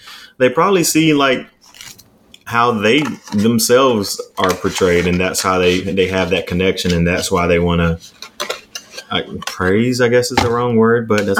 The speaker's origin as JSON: {"language": "English", "country": "United States", "tie": "born or raised there", "moved": "yes", "said": "that is Rayford all up in that show. That's what all I think about is my hometown."}